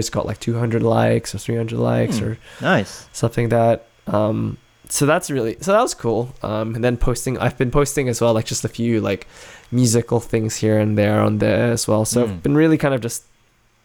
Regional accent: Adelaide, South Australia, Australia; my hometown of Adelaide

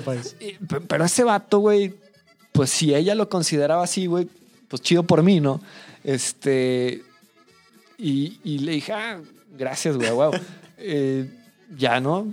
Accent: Mexico City, Mexico; now in Saltillo, Mexico; yo soy de familia chilanga, güey. Eh, nací en Ciudad de México

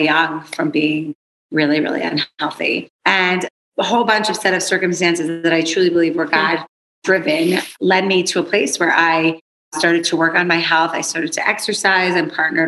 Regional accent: East Windsor, New Jersey, United States; I was born and raised in Wind Rivers, New Jersey, which is a very small community, Exit 8 on the New Jersey Turnpike

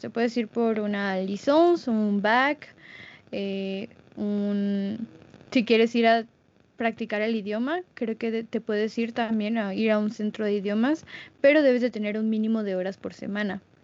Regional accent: Mexico; soy de México

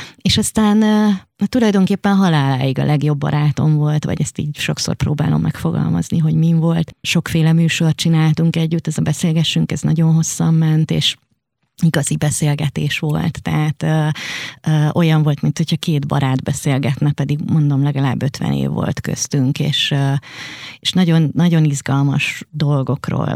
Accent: Hungary; a Ponty utcában, ahol fölnőttem

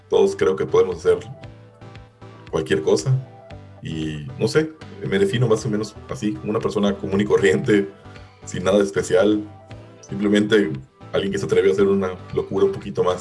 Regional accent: Mérida, Yucatán, Mexico; moved away as an adult; now in Melbourne, Australia; Eh, pues actualmente vivo en Melbourne, en Australia. Eh, soy de Mérida, aunque el acento no me delata a, simple, simple palabra.

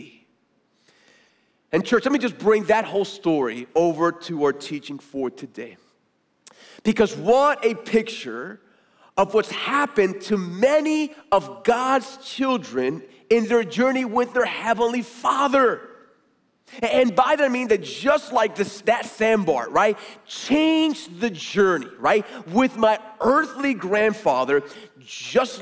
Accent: Puerto Rico; moved away; one of my earliest memories growing up, I've told you before, growing up in Puerto Rico, was going to the marina with my grandfather

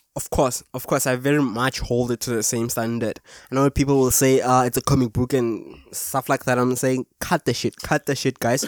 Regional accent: South Africa; from South Africa

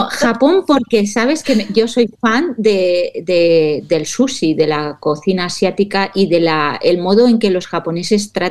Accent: Valencian Community, Spain; yo soy muy de arroces, como buena valenciana.

